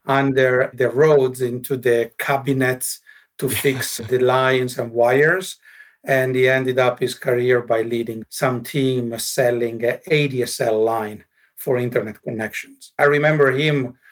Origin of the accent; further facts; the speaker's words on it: north of Milan, Lombardy, Italy; moved away as an adult; now in Espoo, Finland; I was born in Italy, grew up in Italy, in the north of Milan, between Milan and the Alps.